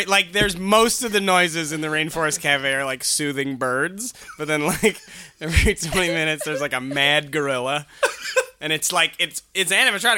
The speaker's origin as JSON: {"language": "English", "country": "Canada", "said": "as a Canadian"}